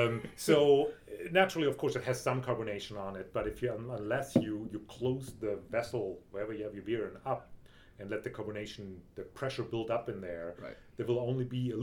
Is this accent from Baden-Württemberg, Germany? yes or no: yes; Freiburg, Baden-Württemberg, Germany; at least in my region, where I grew up in Freiburg, the region right around Freiburg. It's all a wine-growing region.